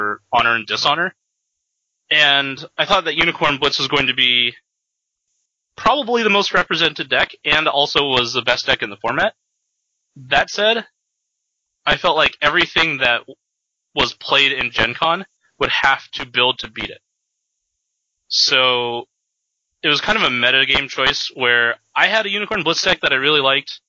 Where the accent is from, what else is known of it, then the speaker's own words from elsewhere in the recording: Seattle, Washington, United States; I'm from Seattle area.